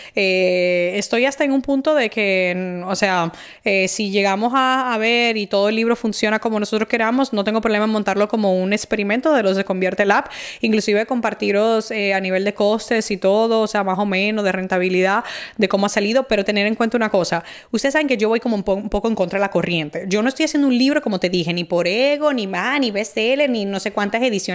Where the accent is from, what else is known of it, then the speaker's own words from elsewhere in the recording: Dominican Republic; moved away; en mi país